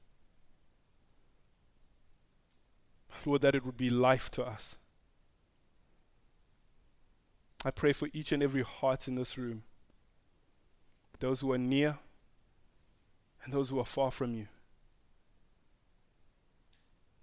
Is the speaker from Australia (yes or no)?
no; Zimbabwe; moved away; I'm Zimbabwean because I was born in Zimbabwe